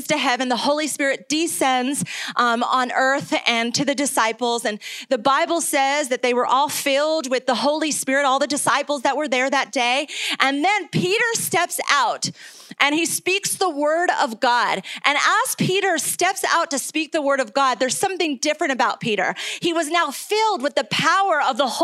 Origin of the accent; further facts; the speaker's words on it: Cuenca, Azuay, Ecuador; moved away; also born or lived in New York; I am originally from New York, but I grew up in Ecuador